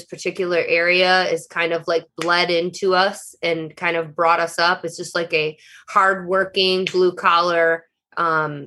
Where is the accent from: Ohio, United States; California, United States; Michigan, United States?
Michigan, United States; Eastpointe; moved away as an adult; now in Los Angeles, United States; Just right outside of Detroit, like about 10 minutes is where I was born and raised in East Detroit. Now called East Point.